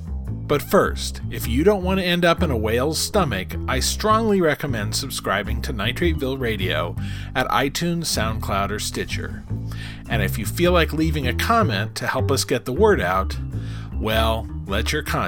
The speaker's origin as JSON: {"language": "English", "town": "Wichita", "region": "Kansas", "country": "United States", "tie": "born or raised there", "said": "I moved back to my hometown of Wichita, Kansas."}